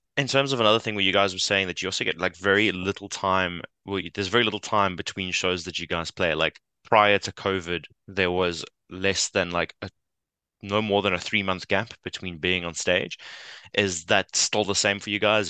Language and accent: English; South Africa; we as South Africans